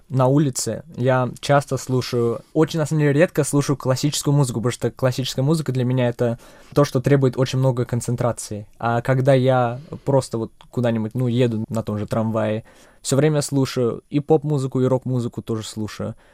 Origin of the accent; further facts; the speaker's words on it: Czechia; also born or lived in Russia; Для меня э, родной дом все-таки Чехия. Я родился в России, но три недели спустя переехали мы сюда